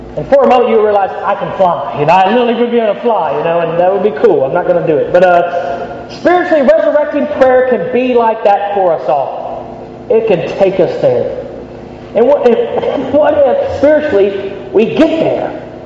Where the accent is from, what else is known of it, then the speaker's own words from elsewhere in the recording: United States; moved away as an adult; now in Birmingham, United Kingdom; I grew up in the States